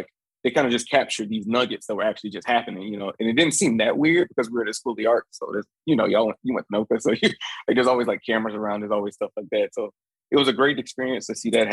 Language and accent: English; Jacksonville, Florida, United States; moved away as an adult; also born or lived in Michigan; now in New Orleans, United States; I'm from Jacksonville.